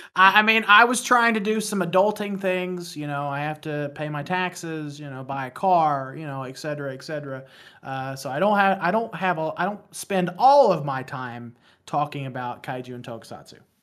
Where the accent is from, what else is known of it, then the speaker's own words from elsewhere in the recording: West Virginia, United States; accent: thick accent; I am from West Virginia. I don't know if you guys can hear the accent, but I, I've been told that I have a thick accent